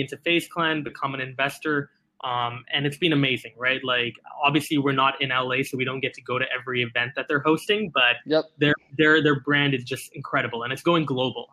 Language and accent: English; Singapore; I was born and raised in Singapore.